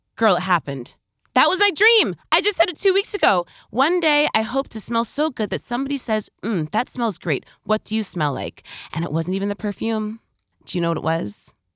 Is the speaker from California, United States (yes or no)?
no; New York, United States; as a New Yorker